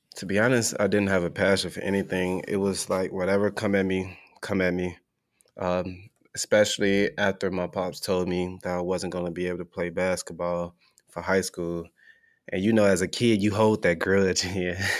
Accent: Chicago, Illinois, United States; moved away as an adult; now in Oklahoma, United States; growing up in Chicago

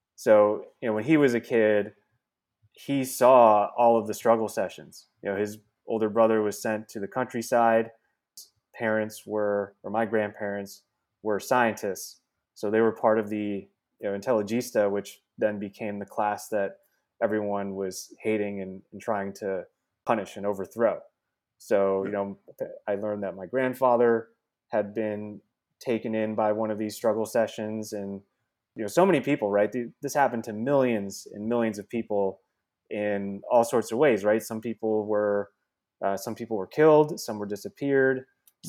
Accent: New Jersey, United States; also born or lived in Bronx, New York; spent a few years there in New York and then moved out to Jersey where I grew up

